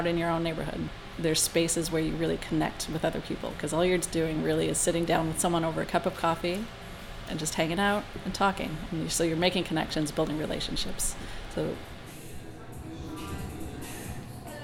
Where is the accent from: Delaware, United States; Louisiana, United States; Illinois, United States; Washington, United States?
Washington, United States; Edmonds; I grew up in Edmonds.